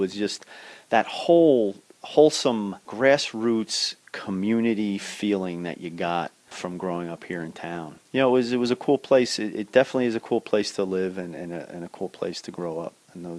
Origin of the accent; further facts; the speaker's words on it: Cranford, New Jersey, United States; I am a product of Cranford. I'm a second-generation Cranfordite. I'm raising my family here now. I have great fond memories of growing up in town